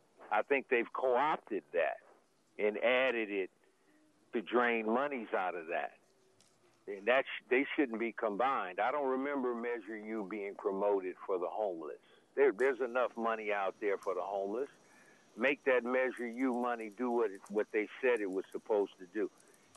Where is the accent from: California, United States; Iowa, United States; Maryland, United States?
California, United States; Sacramento; I'm from Del Paso Heights.